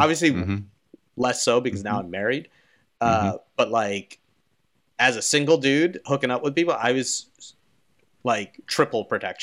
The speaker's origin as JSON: {"language": "English", "town": "Philadelphia", "region": "Pennsylvania", "country": "United States", "said": "I'm from Philadelphia"}